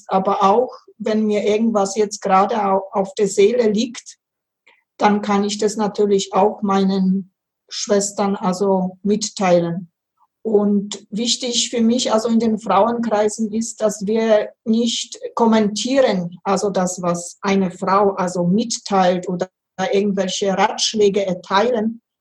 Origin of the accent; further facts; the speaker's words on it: Upper Silesia, Poland; ich bin in Oberschlesien also geboren und äh, da war also, wenn ich so ein kleines Kind war, sieben, acht, da kann ich mich noch ganz gut erinnern.